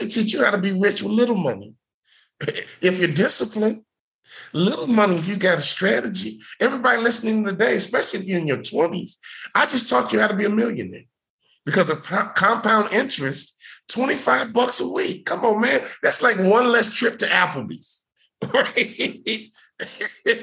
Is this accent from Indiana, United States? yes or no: no; Chicago, Illinois, United States; I grew up in Chicago